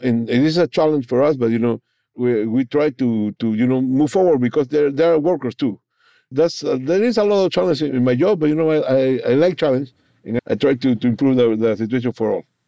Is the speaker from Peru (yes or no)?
yes; Peru; first language Spanish; English is a second language; moved away as an adult; now in New Orleans, United States; I was brought from Peru, you know, in my original country, to New Orleans, Louisiana